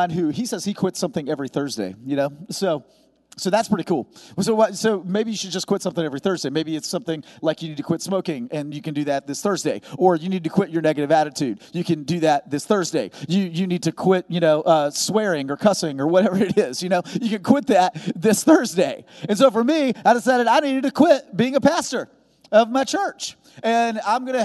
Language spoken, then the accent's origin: English; Jacksonville, Florida, United States; I am from Jacksonville, Florida